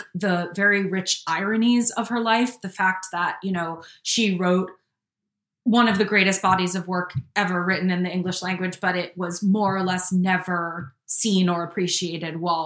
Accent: Hudson Valley, New York, United States; I grew up in the Hudson Valley, which is very near New England

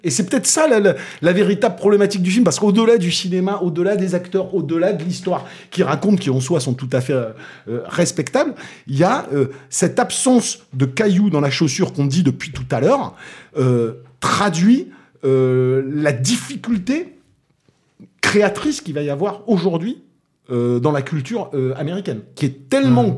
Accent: Toulouse, Occitania, France; accent: Toulousain; mon accent toulousain

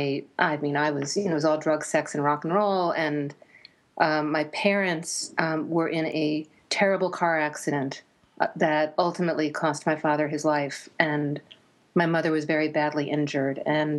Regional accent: suburban New Jersey, United States; also born or lived in New York City; I was born in New York City and raised in suburban New Jersey.

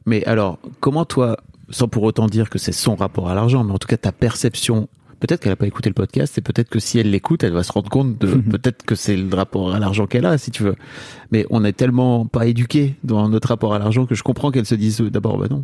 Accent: the North, Hauts-de-France, France; je viens d'une famille du Nord

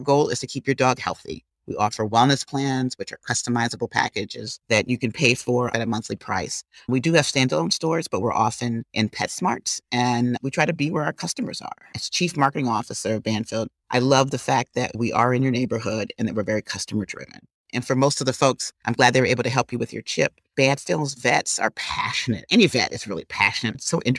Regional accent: Wisconsin, United States; moved away as an adult; I'm from the Midwest. I'm a cheesehead from Wisconsin. Went to school on the East Coast. Went to graduate school at Wharton.

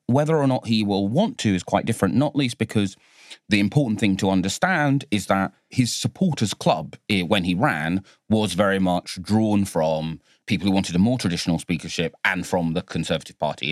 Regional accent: London, United Kingdom; my hometown of Bow, where I was born

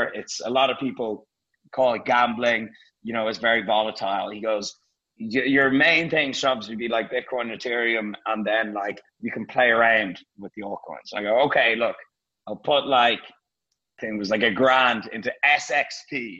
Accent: Dublin, Leinster, Ireland; moved away as an adult; also born or lived in London; now in Marbella, Spain; I had to go back to Dublin to put some stuff in storage and, you know, see my family

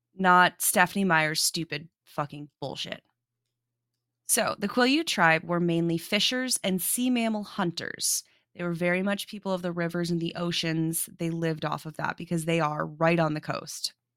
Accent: South Dakota, United States; I grew up in South Dakota

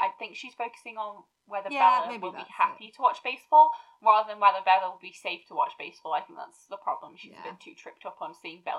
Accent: the north of England, United Kingdom; Yeah, but we're northern

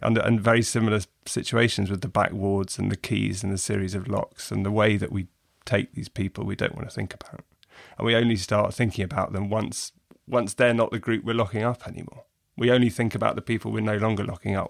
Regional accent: England, United Kingdom; as an English reader

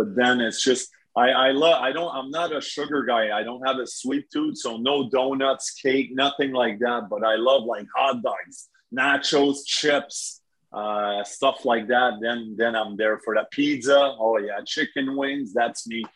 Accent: Saint-Jérôme, Quebec, Canada; my hometown where I grew up, played minor hockey in St. Jerome

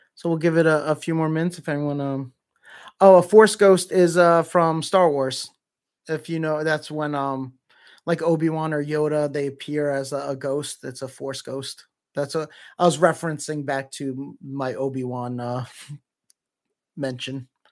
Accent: Canada; as a Canadian

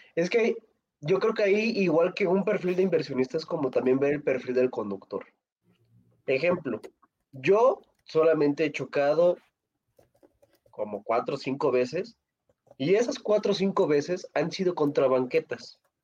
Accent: State of Mexico, Mexico; yo soy del Estado de México

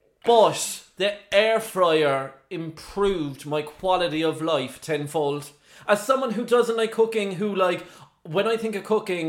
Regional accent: Ireland; now in United Kingdom; I'm definitely Irish myself, and very proud of it

